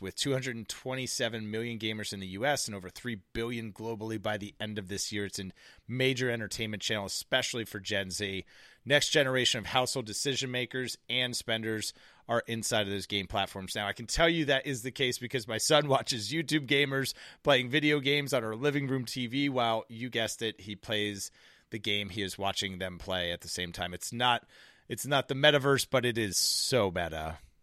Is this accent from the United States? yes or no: yes; United States; As American citizens